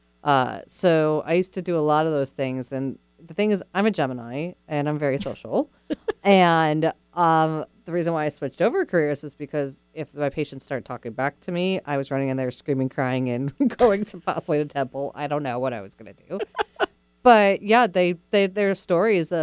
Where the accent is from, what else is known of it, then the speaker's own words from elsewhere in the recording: New York, United States; I'm a New Yorker